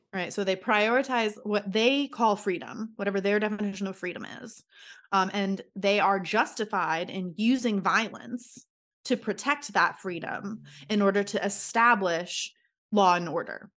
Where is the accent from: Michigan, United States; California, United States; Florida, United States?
Florida, United States; I'm from Florida.